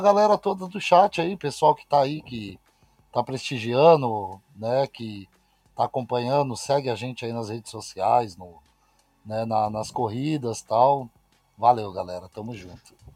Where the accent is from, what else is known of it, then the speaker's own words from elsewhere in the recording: Osasco, São Paulo, Brazil; also born or lived in Itapetininga; now in Granja Viana, Brazil; Sou, minha cidade natal é Osasco. Sou, nasci em ah, Osasco